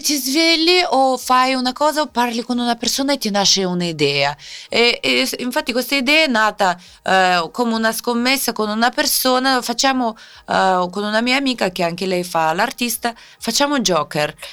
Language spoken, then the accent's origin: Italian; Siberia, Russia; Italian is a second language; moved away as an adult; now in Italy; sono nata in Siberia